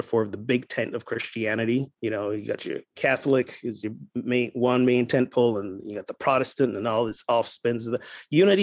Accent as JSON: {"language": "English", "country": "Barbados", "tie": "born or raised there", "also_born_or_lived": "Kansas City", "accent": "Caribbean lilt", "moved": "yes", "said": "I am originally from Barbados. So if during this time you hear the nice Caribbean lilt going on, that's where I'm from. And I grew up in what I guess you guys will call"}